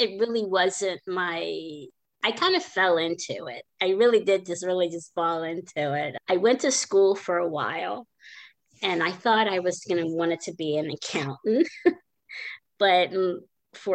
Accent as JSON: {"language": "English", "region": "Maryland", "country": "United States", "tie": "born or raised there", "moved": "yes", "said": "I grew up in Maryland."}